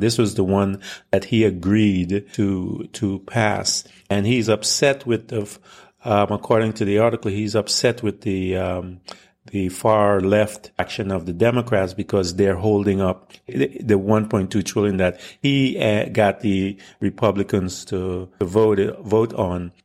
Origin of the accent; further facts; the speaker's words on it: United States; also born or lived in British Guiana; as a foreigner that uh, grew up in America